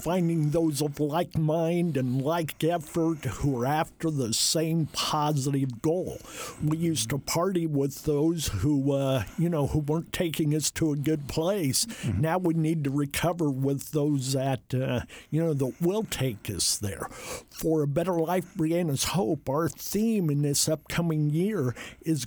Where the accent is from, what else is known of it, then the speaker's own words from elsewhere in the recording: Jay County, Indiana, United States; I come from Jay County